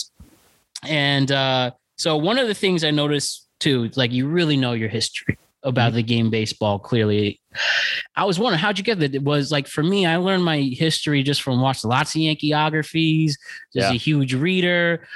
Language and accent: English; Norwalk, Connecticut, United States; I grew up mainly in Connecticut, Norwalk, Connecticut, just right outside New York